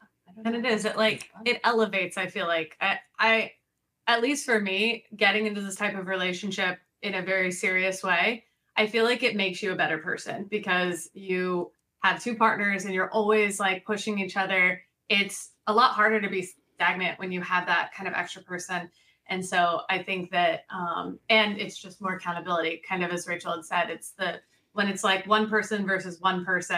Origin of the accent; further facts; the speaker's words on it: Colorado, United States; now in Florida, United States; we came from Colorado, and Colorado in general is a very open, accepting, loving